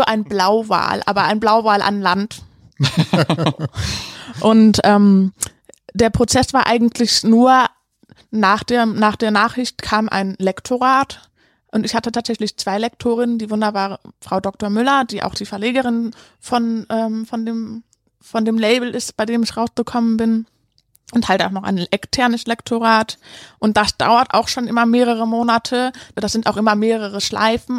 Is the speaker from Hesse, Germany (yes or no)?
no; Cologne, North Rhine-Westphalia, Germany; moved away; Also ich bin ja in Köln tatsächlich aufgewachsen und meine Kindheit hat sich auch hier abgespielt